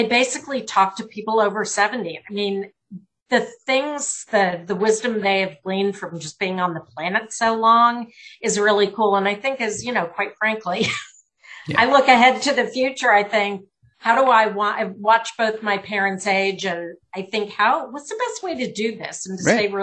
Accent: Connecticut, United States; now in Georgia, United States; I'm from Connecticut

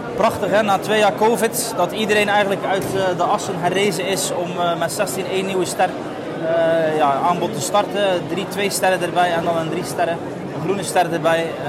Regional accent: West Flanders, Belgium; ik ben ook geboren en getogen in West-Vlaanderen

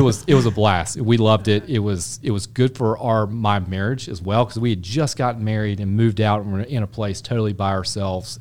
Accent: Charlotte, North Carolina, United States; I grew up in Charlotte. I'm a native Charlatan

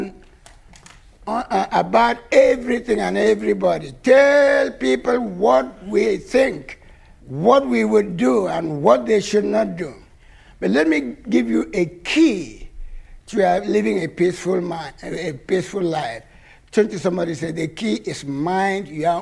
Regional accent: Nigeria; moved away; when we were growing up in Nigeria

